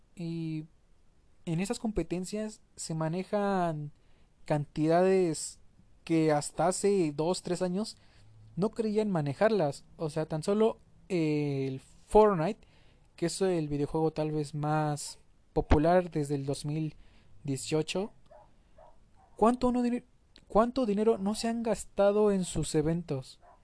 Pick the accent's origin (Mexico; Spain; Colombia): Mexico; como mexicano